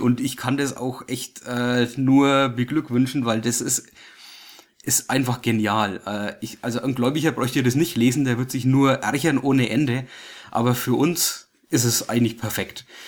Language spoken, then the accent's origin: German; Germany; Wir als Deutsche